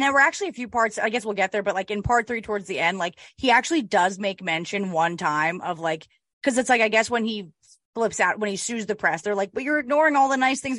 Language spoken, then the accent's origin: English; Montclair, New Jersey, United States; also born or lived in Boston; I'm from Montclair.